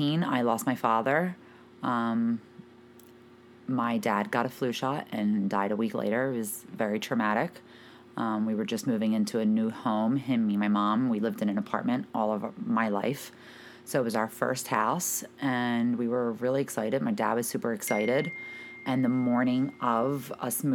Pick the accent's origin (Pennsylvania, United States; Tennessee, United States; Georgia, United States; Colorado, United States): Pennsylvania, United States; Philadelphia; moved away as an adult; now in New Jersey, United States; I grew up in Philadelphia, Pennsylvania. I lived there from the time that I was born